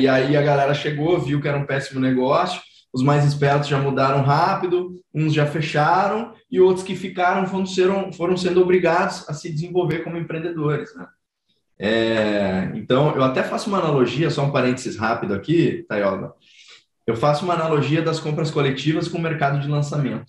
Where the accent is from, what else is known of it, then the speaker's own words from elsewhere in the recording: Rio Grande do Sul, Brazil; now in São Paulo, Brazil; eu ia para o litoral lá do Rio Grande do Sul, sou gaúcho, né? Hoje eu moro em São Paulo.